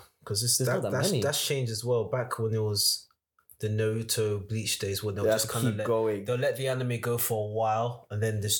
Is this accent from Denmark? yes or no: no; Australia; 2008 or something. I came from Australia.